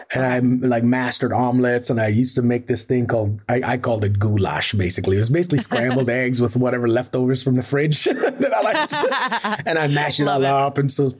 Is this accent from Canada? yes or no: no; Trinidad & Tobago; also born or lived in Tobago; I was maybe 3-4 years old in Tobago. I was born in Trinidad.